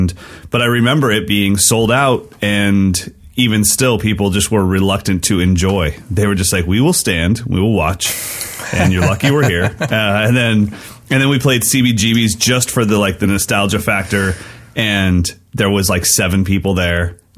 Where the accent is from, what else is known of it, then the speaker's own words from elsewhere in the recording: West Coast, United States; also born or lived in Sacramento, California; I'm a West Coast guy. So that's why I live where I live. You know, Sacramento is the nice in between. We're 2 hours from the mountains and we're 2 hours from San Francisco, but we're just kind of in the middle.